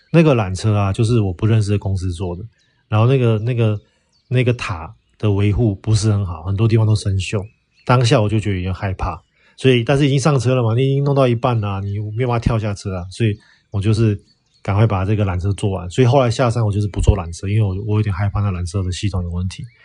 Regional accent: Taiwan; now in Xi'an, China; 我们台湾人

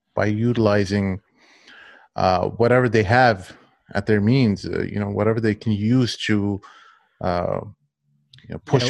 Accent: United States; as an American

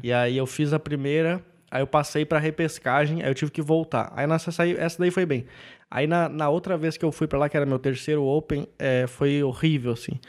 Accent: Canela, Rio Grande do Sul, Brazil; moved away as an adult; also born or lived in São Leopoldo; now in São Paulo, Brazil; morei 18 anos em Canela e depois fui para São Leopoldo fazer faculdade

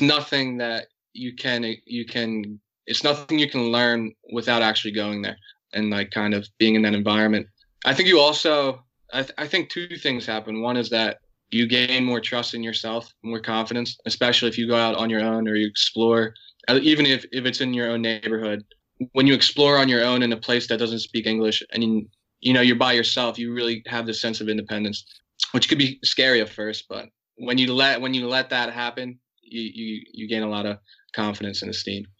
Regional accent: United States; I'm American, but I have a I have a strong Irish heritage

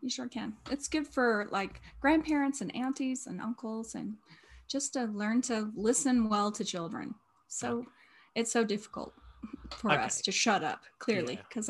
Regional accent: Colorado, United States; Yes, I am from the United States and I'm from Colorado.

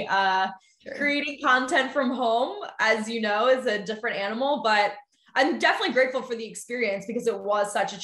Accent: Philadelphia, Pennsylvania, United States; also born or lived in Ohio; I'm actually originally from Philly, born and raised

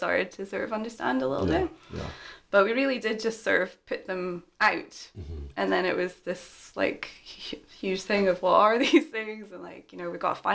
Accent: Aberdeen, Scotland, United Kingdom; also born or lived in Edinburgh

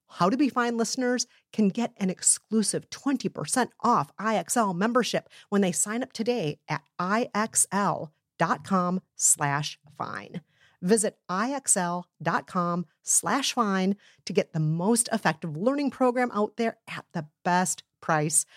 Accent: Minnesota, United States; I'm from Minnesota, which is heavily influenced by Scandinavian culture

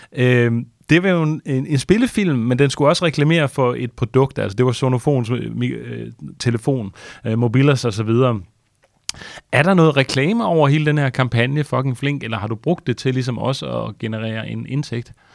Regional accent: Denmark; som danskere

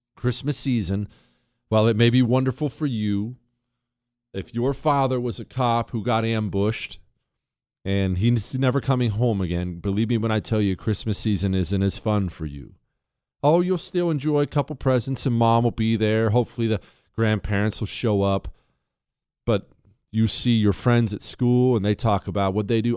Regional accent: Montana, United States; now in Texas, United States; I grew up in Montana. I grew up in Montana.

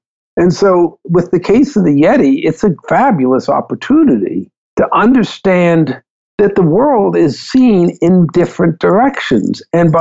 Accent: India; Growing up in India, I mean, I was a Christian. And my childhood friends were Hindus and Buddhists and Muslims

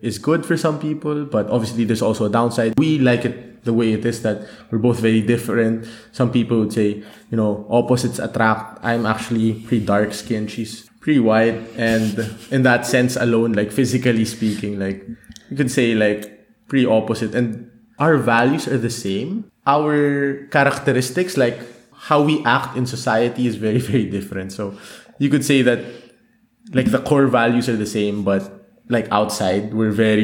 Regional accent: Manila, Metro Manila, Philippines; moved away as an adult; now in Germany; I grew up in Manila

